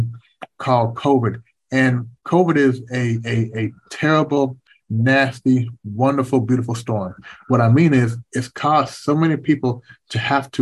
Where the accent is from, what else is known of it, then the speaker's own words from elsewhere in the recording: Kentucky, United States; moved away as an adult; also born or lived in Canada / Washington, D.C.; growing up in Kentucky